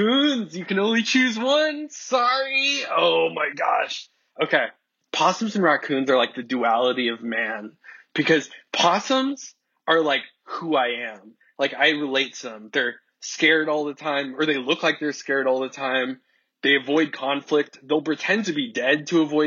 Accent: near Los Angeles, California, United States; I grew up in California, like right by LA. So I'm born and raised, homegrown, baby

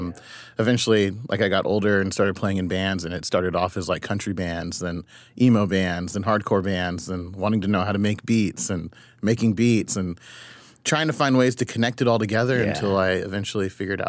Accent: Ipswich, East of England, United Kingdom; born there; So I was born in Ipswich, Suffolk, in the UK. My dad was a military person.

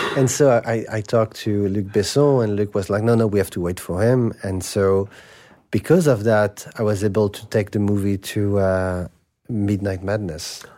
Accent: Paris, Île-de-France, France; I grew up in Saint Germain des Prés

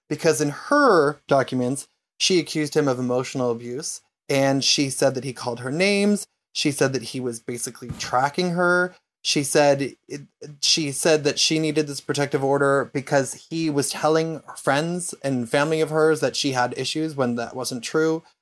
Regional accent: Canada; Number 19, I'm Canadian and I don't really care about hockey, about which I feel guilty.

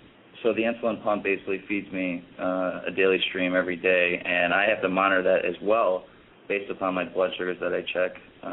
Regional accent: Chicago, Illinois, United States; So when I, because I'm originally from Chicago, and I started my first 2 years off in college down in Florida at Florida Atlantic University, and I decided to come back to Chicago because I missed home.

